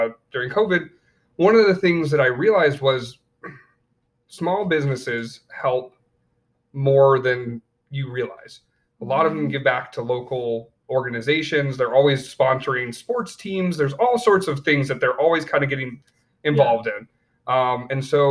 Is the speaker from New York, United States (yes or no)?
yes; upstate New York, United States; born or raised there; also born or lived in Colorado / Tennessee / Romania / Florida